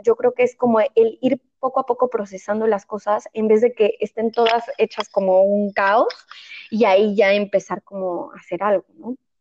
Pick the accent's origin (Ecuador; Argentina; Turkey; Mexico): Mexico; moved away as an adult; now in Spain; yo vivo en España, soy mexicana, pero vivo en España